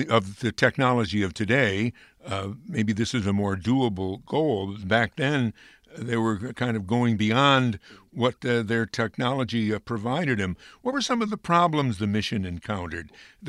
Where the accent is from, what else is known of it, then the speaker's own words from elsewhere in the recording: Amsterdam, New York, United States; I'm from Amsterdam, New York, which is the hometown of Rocco Patrone, who was the flight director.